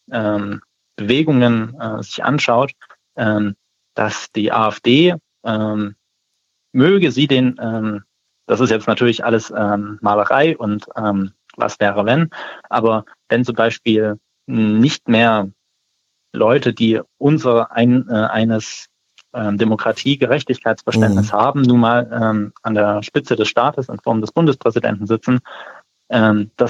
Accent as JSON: {"language": "German", "region": "Saxony", "country": "Germany", "said": "das war letztes Jahr in Sachsen so, das habe ich mitbekommen, wo ich herkomme"}